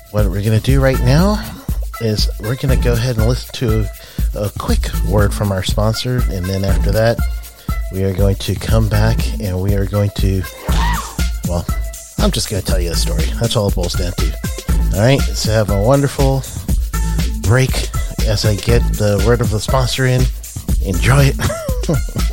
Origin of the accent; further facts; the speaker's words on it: New York City, New York, United States; I'm from Queens, New York.